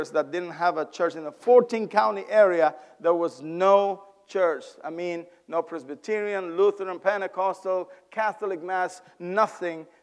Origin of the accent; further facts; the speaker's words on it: Honduras; English is a second language; moved away as an adult; also born or lived in New Orleans, Louisiana; now in Effingham, United States; originally from Honduras.